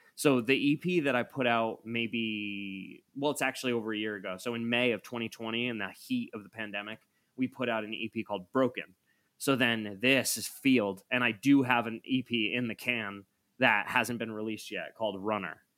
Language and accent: English; Hudson, New York, United States; moved away as an adult; also born or lived in Albany, New York; now in Los Angeles, United States; I grew up in Hudson. Generations of my family grew up in Hudson